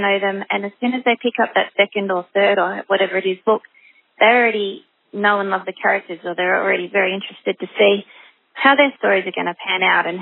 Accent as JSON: {"language": "English", "country": "Australia", "said": "as a nation, Australians, even if we don't live in the country, we seem to be able to identify with it"}